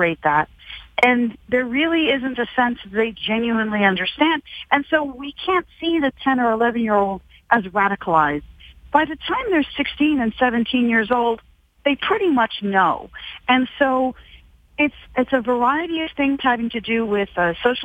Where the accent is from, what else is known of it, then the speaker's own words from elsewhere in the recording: Canada; I'm Canadian